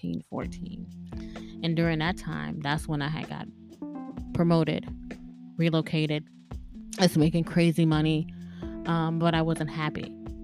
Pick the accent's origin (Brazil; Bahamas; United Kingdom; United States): Bahamas; Thank you so much for listening to me. I'm from the Bahamas.